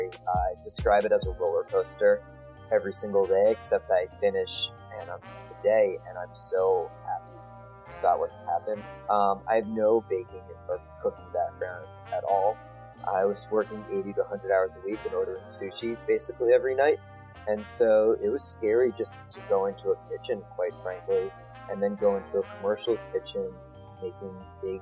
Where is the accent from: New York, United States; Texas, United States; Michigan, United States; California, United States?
New York, United States; 20 minutes outside New York City, United States; Growing up in New York, 20 minutes outside New York City, there were probably 5 bagel shops that were 5 minutes from my house